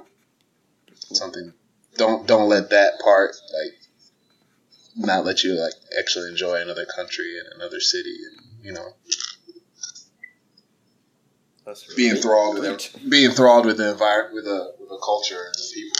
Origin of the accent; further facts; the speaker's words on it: United States; as an American you're traveling somewhere